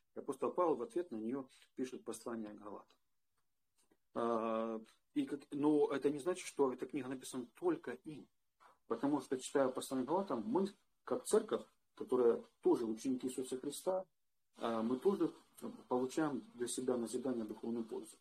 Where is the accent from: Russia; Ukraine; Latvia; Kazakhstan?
Ukraine; Western Ukraine; я из Западной Украины